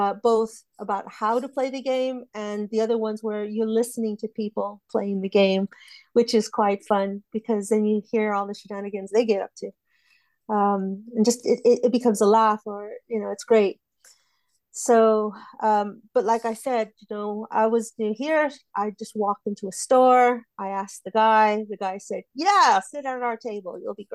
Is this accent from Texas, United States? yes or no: yes; Texas, United States; now in United Kingdom; Texas. Yeah, but I'm British now, so.